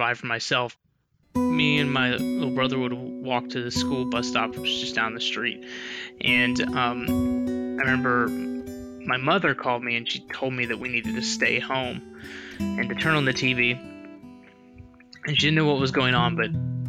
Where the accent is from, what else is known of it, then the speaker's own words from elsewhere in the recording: Memphis, Tennessee, United States; I grew up in Memphis, Tennessee, in West Tennessee